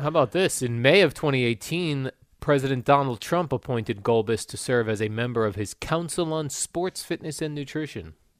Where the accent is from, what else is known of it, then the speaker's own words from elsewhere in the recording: Jersey City, New Jersey, United States; I was born in Jersey City, Jerry. The Margaret Hague Hospital, which no longer exists